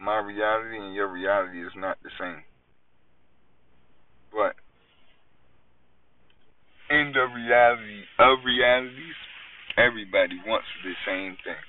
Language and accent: English; New York, United States; I'm from New York